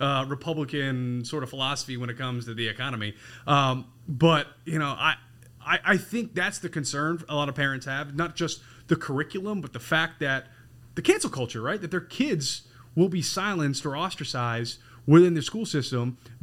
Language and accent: English; Massachusetts, United States; I grew up in Massachusetts